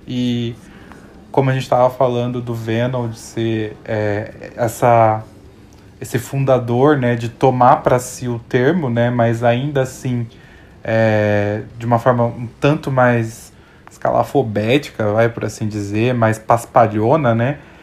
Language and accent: Portuguese; Minas Gerais, Brazil; eu sou mineiro também